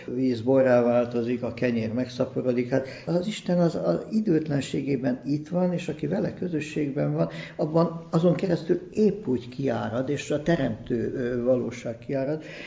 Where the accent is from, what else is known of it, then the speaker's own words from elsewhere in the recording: Budapest, Hungary; én itt születtem